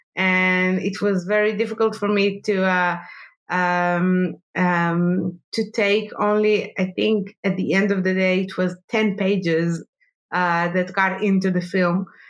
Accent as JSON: {"language": "English", "town": "Jerusalem", "region": "Jerusalem District", "country": "Israel", "tie": "born or raised there", "said": "I was born in Jerusalem, and uh, all my childhood I I, uh, I you know I, I lived between uh, bomb attacks"}